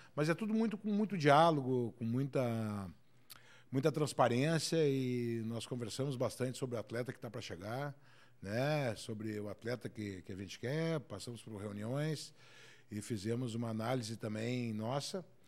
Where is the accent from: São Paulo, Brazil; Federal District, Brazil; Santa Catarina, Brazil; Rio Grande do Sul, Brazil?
Rio Grande do Sul, Brazil; Porto Alegre; nasci em Porto Alegre, eu sou colorado